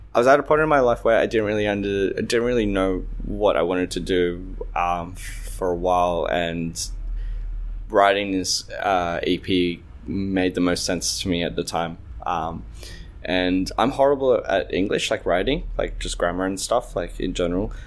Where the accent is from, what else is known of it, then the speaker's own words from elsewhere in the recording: Australia; I grew up in Australia, which was quite tough being Egyptian